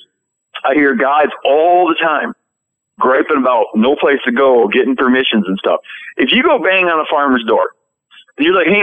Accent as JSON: {"language": "English", "region": "Michigan", "country": "United States", "tie": "born or raised there", "said": "when I was a kid, I grew up in Michigan."}